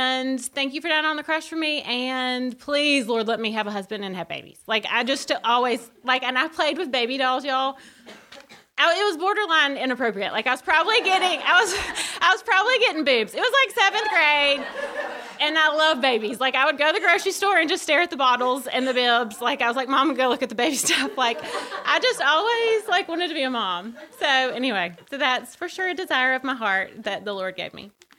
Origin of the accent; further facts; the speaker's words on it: Birmingham, Alabama, United States; I grew up in Birmingham.